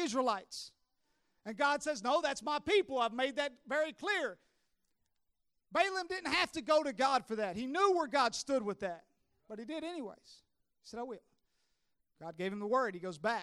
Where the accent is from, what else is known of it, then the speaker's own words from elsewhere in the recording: Tennessee, United States; I'm from Tennessee